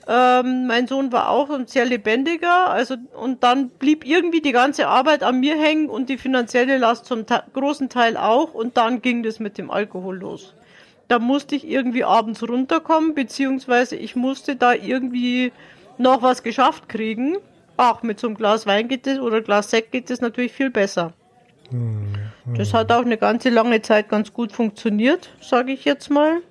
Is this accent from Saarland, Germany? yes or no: no; Dachau district, Bavaria, Germany; Ich komme aus Bayern, also aus dem äh, Landkreis Dachau.